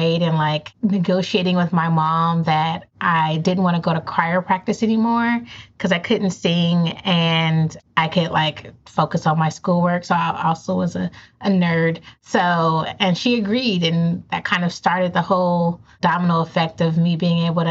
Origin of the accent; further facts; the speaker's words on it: Inglewood, California, United States; Born and raised in Southern California. So grew up in Inglewood